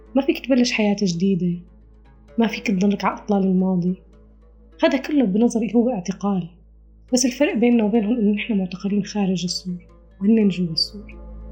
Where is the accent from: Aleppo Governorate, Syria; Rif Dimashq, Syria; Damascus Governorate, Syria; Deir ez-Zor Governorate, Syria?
Rif Dimashq, Syria; western; moved away as an adult; سورية من ريف دمشق الغربي